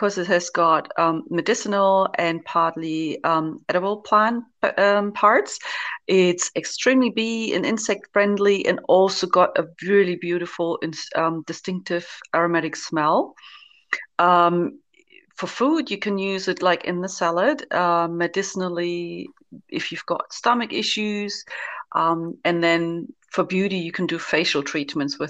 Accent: East Germany, Germany; moved away as an adult; also born or lived in Norway / New Zealand / Australia / Zimbabwe; now in Berlin, Germany; I've been born and raised in East Germany

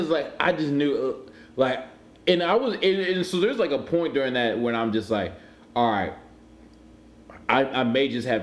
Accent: Cleveland, Ohio, United States; I'm from Cleveland

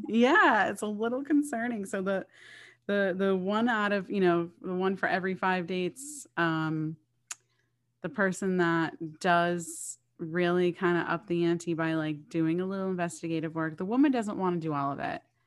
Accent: Boston, Massachusetts, United States; I am from this area, I'm from Boston

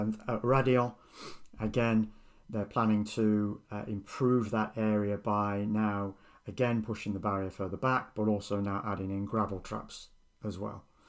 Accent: United Kingdom; I'm British

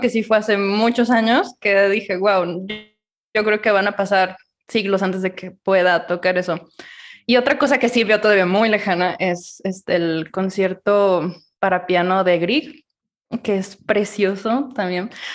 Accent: Ciudad Guzmán, Jalisco, Mexico; yo soy de Ciudad Guzmán

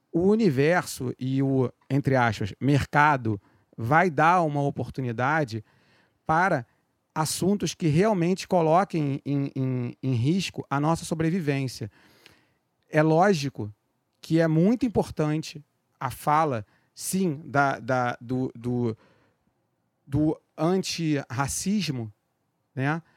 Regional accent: Rio de Janeiro, Brazil; also born or lived in Penha, Rio de Janeiro; do Meyer

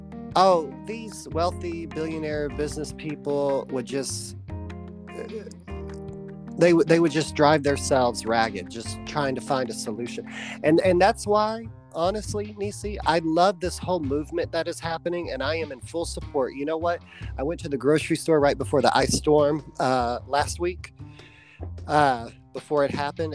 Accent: United States; as an American

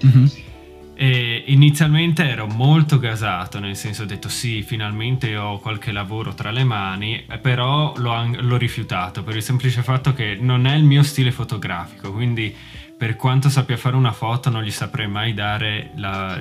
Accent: Manzano, Friuli-Venezia Giulia, Italy; moved away as an adult; now in Glasgow, United Kingdom; sono originario dal Friuli di Manzano, più specificamente, però sono ormai da 5 anni più o meno che vivo a Glasgow, in Scozia.

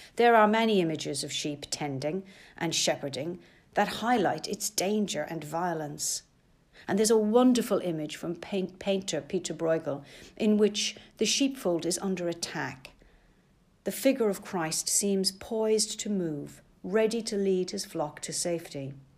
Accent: Ireland; now in London, United Kingdom; I didn't grow up in the countryside, but being Irish, rural ways and rural life never seemed to be so very far away. In the nineteen seventies in Ireland

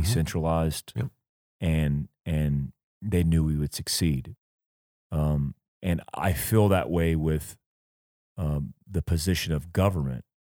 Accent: United States; we grew up in America

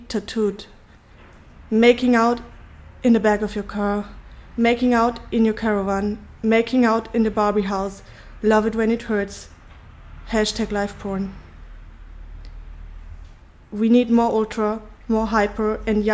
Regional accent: Bavaria, Germany; English is a second language; moved away as an adult; also born or lived in Berlin; now in Istanbul, Turkey; I was born in Bavaria. I'm German

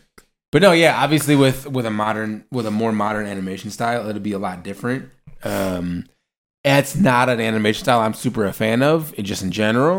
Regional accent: Nebraska, United States; I'm from Nebraska

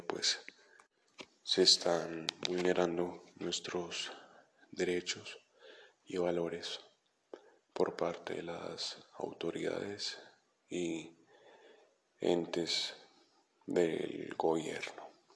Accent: Colombia; ya que somos colombianos y, y que ya nosotros colombianos debemos hacer valer nuestros derechos

